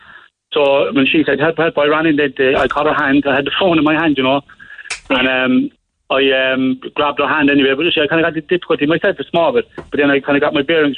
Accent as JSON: {"language": "English", "town": "Cork", "region": "Munster", "country": "Ireland", "moved": "yes", "lives_now": "New Ross, Ireland", "said": "I'm originally from Cork, like, but I'm living in New Ross"}